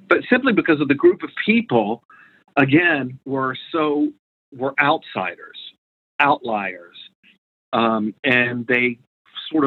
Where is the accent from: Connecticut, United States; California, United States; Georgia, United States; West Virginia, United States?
Georgia, United States; Atlanta; I grew up in Atlanta. And I grew up in Atlanta in the, you know, basically the civil rights era